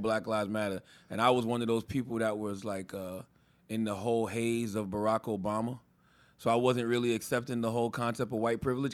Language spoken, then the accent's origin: English; Moncks Corner, South Carolina, United States; moved away; I come from Monk's Corner, South Carolina